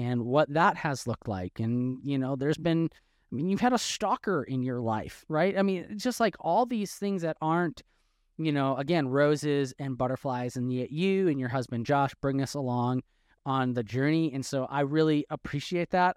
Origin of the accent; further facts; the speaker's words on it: Wisconsin, United States; now in Texas, United States; I'm from Wisconsin, but, but been in Texas since two thousand twelve